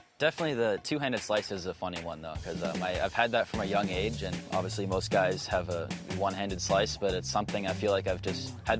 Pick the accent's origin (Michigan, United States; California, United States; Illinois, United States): California, United States; Sacramento; I'm 21 years old and I'm from Sacramento, California.